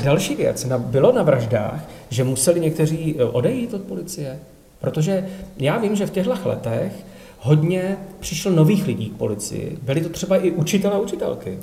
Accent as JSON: {"language": "Czech", "country": "Czechia", "said": "Já jsem Čech"}